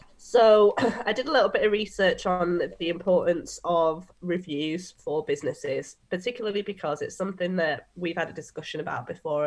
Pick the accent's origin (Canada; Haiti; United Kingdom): United Kingdom; Manchester, North West England; I'm a Mancunian